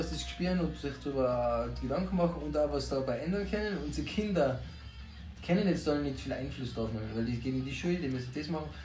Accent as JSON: {"language": "German", "country": "Austria", "said": "mehr als Österreicher, wenn wir stolz"}